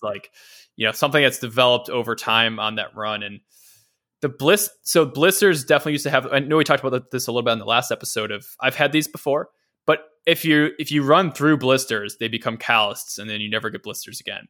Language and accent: English; Cleveland, Ohio, United States; the suburbs of, of Cleveland where, where, where I'm from